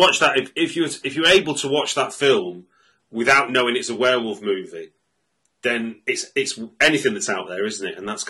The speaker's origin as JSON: {"language": "English", "town": "Manchester", "region": "North West England", "country": "United Kingdom", "said": "I'm from Manchester too"}